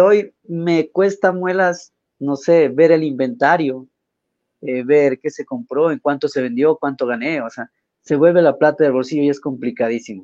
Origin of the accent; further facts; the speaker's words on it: Quito, Pichincha, Ecuador; como sociedad ecuatoriana